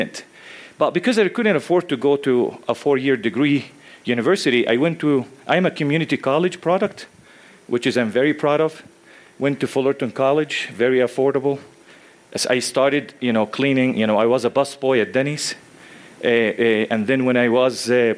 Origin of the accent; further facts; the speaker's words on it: West Bank, Palestine; moved away as an adult; now in Illinois, United States; I was born and raised in the Middle East in West Bank, Palestine